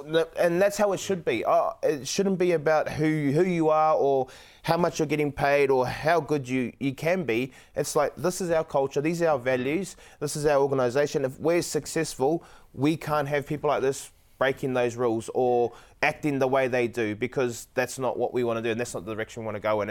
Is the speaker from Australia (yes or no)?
yes; Queensland, Australia; I'm a Queenslander, so Queenslander all the way